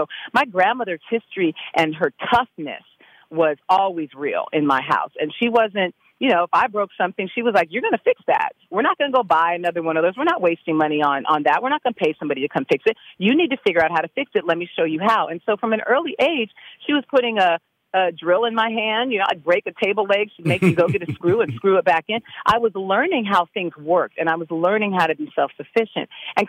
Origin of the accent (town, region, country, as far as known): California, United States